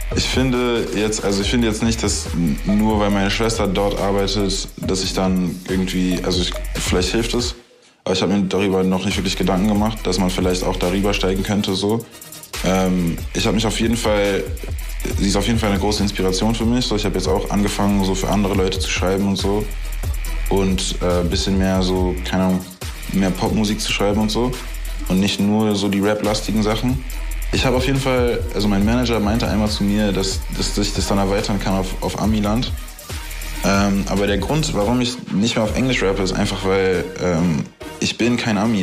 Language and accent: German; Berlin, Germany; als Berliner Junge, weißt du, was ich wirklich bin